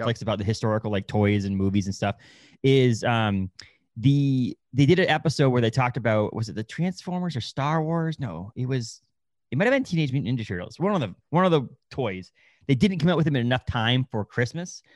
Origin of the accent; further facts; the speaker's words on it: United States; I was born in the United States. I speak English